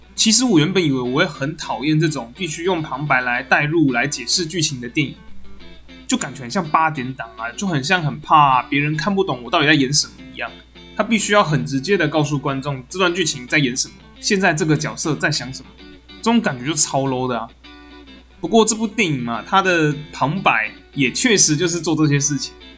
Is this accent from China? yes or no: no; rural Tainan, Taiwan; 我是一个在台南乡下长大的小孩